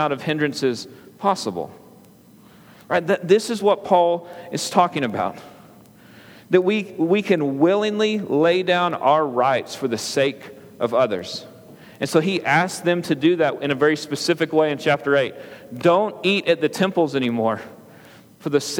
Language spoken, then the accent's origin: English; United States; As an American